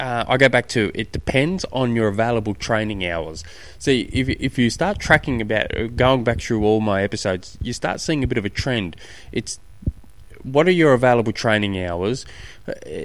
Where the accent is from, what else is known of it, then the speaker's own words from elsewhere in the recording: Australia; being an Aussie